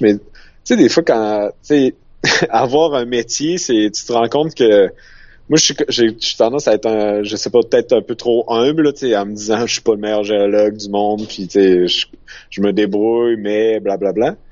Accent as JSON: {"language": "French", "region": "Quebec", "country": "Canada", "said": "je venais du Canada, tu sais, oh, du Québec"}